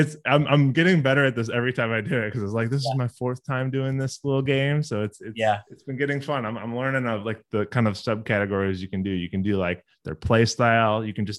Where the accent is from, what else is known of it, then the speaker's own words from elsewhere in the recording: Chicago, Illinois, United States; I'm from Chicago